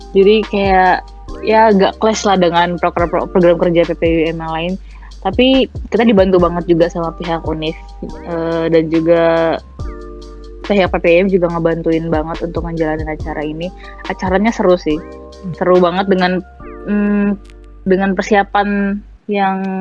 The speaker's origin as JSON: {"language": "Indonesian", "country": "Indonesia", "also_born_or_lived": "Malaysia", "moved": "as an adult"}